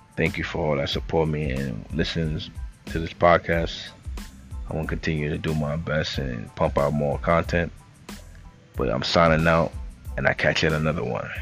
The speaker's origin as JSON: {"language": "English", "town": "New York City", "region": "New York", "country": "United States", "said": "I came from the Bronx, New York, uptown, 233rd"}